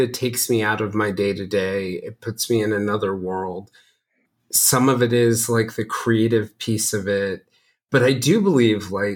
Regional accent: Marietta, Georgia, United States; Marietta, Georgia, where I spent my elementary and middle school years

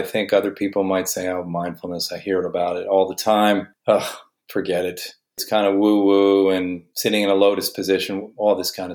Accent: New Jersey, United States; a lawyer in New Jersey, my home state

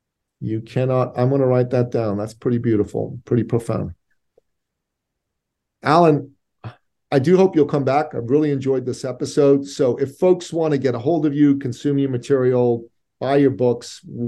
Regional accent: Iran; moved away; So I'm originally an immigrant from the Middle East. I'm a Christian from Iran. And my family left Iran in 1980, a year and a bit after the Islamic Revolution took place.

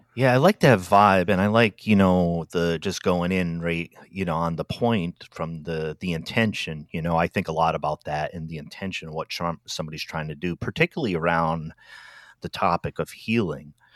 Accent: Rhode Island, United States; moved away; also born or lived in Washington, D.C. / Silver Spring, Maryland; I'm from Rhode Island originally, but my first stop outside of that area where I grew up

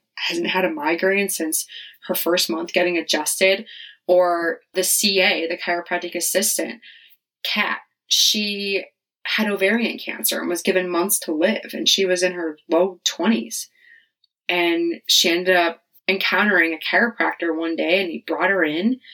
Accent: Wisconsin, United States; moved away as an adult; also born or lived in Charlotte; We're both from Wisconsin

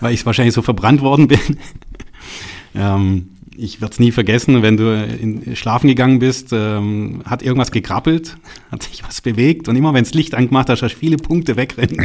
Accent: Baden-Württemberg, Germany; ich komme ja aus Baden-Württemberg hier, ich sitze ja hier in Stuttgart

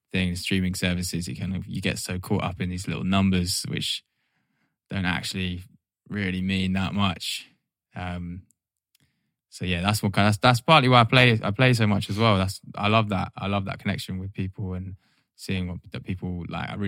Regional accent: Norwich, East of England, United Kingdom; moved away; I was born in Norwich

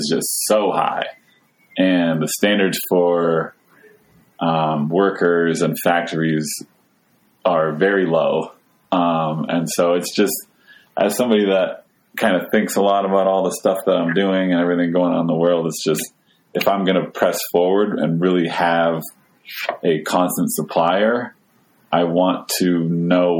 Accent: Skowhegan, Maine, United States; I grew up in Skowhegan, Maine

